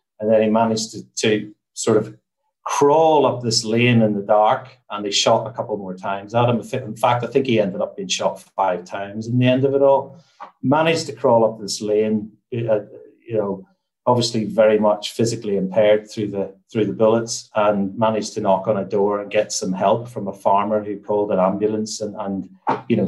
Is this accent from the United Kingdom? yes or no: yes; Newtownards, Northern Ireland, United Kingdom; also born or lived in Belfast; I'm from Northern Ireland. So I grew up in a town called Newton Ards